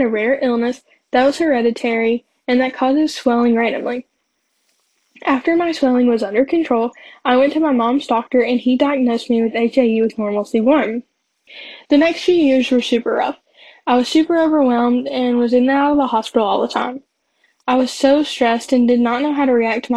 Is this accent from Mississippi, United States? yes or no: no; Johnson City, Tennessee, United States; I'm from Johnson City, Tennessee, and I'm 17 years old